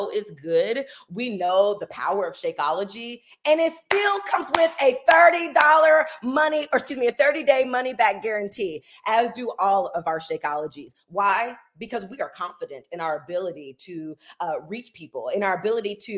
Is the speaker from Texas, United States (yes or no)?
no; Indianapolis, Indiana, United States; I'm from Indianapolis, Indiana